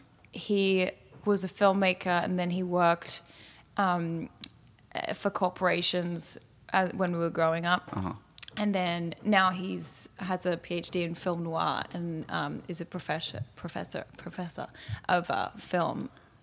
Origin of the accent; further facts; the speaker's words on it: Australia; also born or lived in Fiji / Singapore / Indonesia / Italy; yeah, I was born in Australia, but I left at 2 weeks old. And we grew up in Fiji, Singapore, Indonesia, a little bit in Italy, and then moved back to Australia.